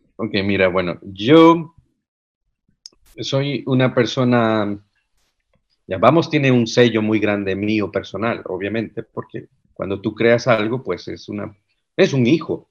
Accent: Cartago, Costa Rica; moved away as an adult; now in Netherlands; yo soy de Cartago, es una de las ciudades más frías en las montañas.

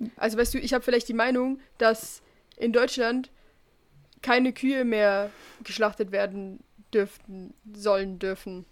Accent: Switzerland; bei uns in der Schweiz

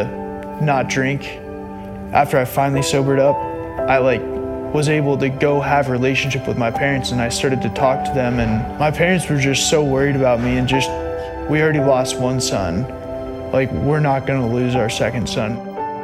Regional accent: Broomfield, Colorado, United States; 25 years old, born and raised in Broomfield, Colorado

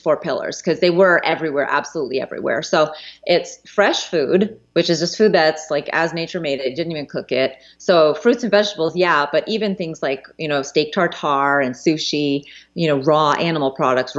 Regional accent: United States; as a child growing up as an American child

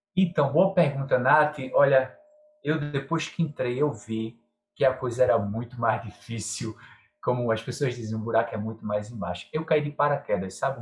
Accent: João Alfredo, Pernambuco, Brazil; now in Recife, Brazil; sou do interior de Pernambuco, uma cidade chamada João Alfredo

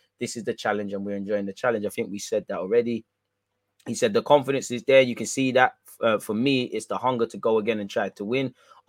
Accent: Portugal; English is a second language; moved away as an adult; No, I come from Portugal and bring the sun.

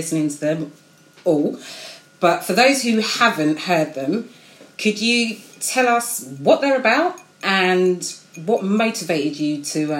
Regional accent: Slough, South East England, United Kingdom; born or raised there

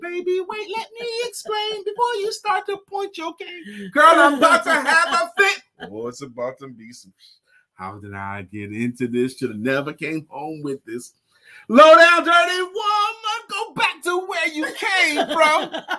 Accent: New York City, New York, United States; I grew up in East New York section of Brooklyn. The church was in Brownsville. Brownsville was the hood.

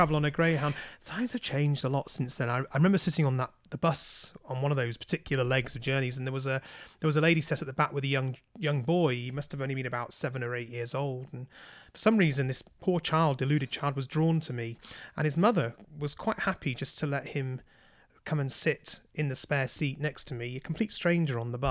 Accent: United Kingdom; moved away as an adult; now in Canada; growing up in the United Kingdom

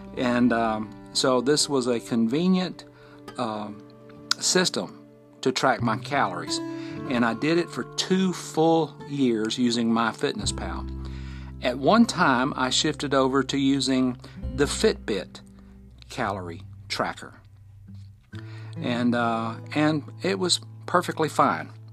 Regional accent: Fort Payne, Alabama, United States; recording from my hometown, Fort Payne, Alabama, at the foot of Lookout Mountain.

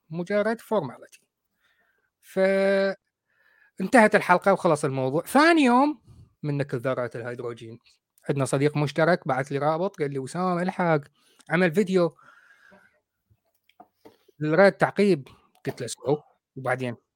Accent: Iraq; now in United Kingdom; احنا بالعراق نسميها شمبارات ما اعرف بالمصري

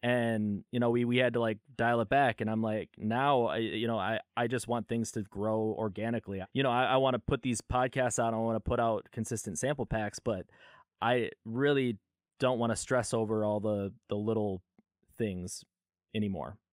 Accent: California, United States; I was born in California

